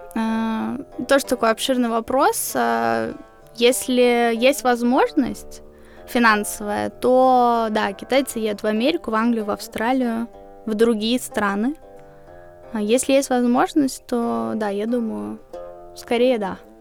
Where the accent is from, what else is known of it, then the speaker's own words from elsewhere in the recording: Riga, Latvia; В 40 школе я училась в Риге, я из Риги